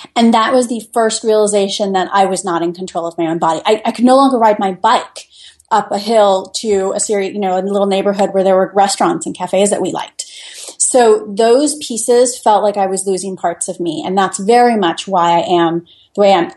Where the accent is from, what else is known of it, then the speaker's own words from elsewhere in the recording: Midland, Michigan, United States; moved away as an adult; also born or lived in Italy / Washington, D.C.; now in Fairfax, United States; I grew up in Midland, Michigan